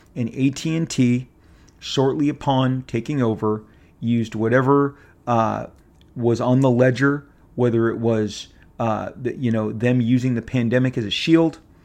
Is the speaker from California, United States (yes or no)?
yes; Orange County, California, United States; I've lived here my entire life. I was born here. I was born in Orange County.